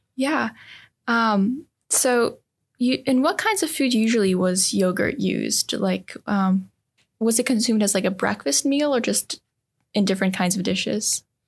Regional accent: Serbia; moved away; I come from Serbia. My my family um, still lives there

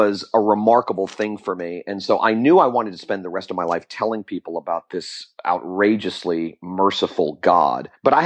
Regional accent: Fort Lauderdale, Florida, United States; also born or lived in Jacksonville, Florida; I'm a Florida native. I was born in Jacksonville, Florida, and raised in Fort Lauderdale, Florida.

